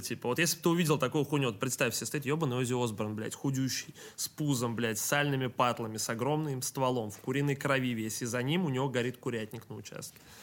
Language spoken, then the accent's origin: Russian; Saint Petersburg, Russia; я питерский